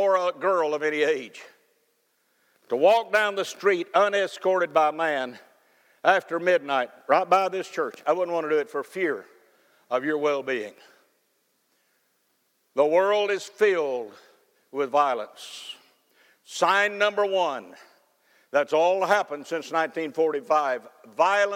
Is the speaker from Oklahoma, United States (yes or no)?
no; Cookeville, Tennessee, United States; when I was growing up in Cookeville, Tennessee